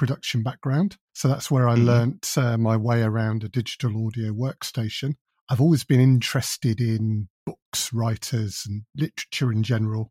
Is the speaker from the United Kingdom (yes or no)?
yes; England, United Kingdom; We're so English